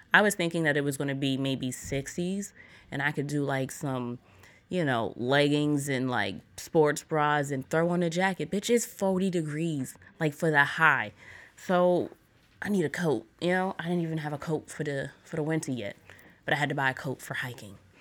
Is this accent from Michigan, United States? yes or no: no; New York, United States; I'm from New York